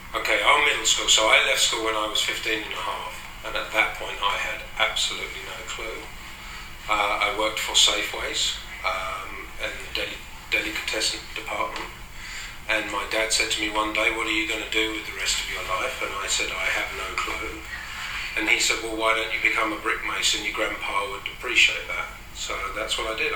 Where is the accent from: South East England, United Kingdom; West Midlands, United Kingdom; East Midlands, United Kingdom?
South East England, United Kingdom; Crowborough; also born or lived in Bristol; now in United States; I was born in Bristol, in the West Country, and I grew up in a place called Crowborough, which is in southern England